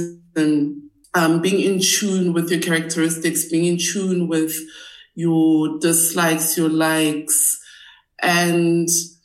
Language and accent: English; Gauteng, South Africa; I grew up in and around Gauteng